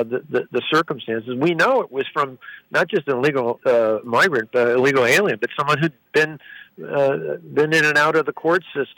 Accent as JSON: {"language": "English", "region": "Wisconsin", "country": "United States"}